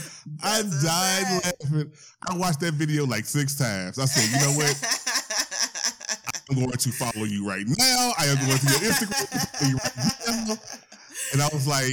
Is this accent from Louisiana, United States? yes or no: yes; Louisiana, United States; moved away; I'm originally from Louisiana.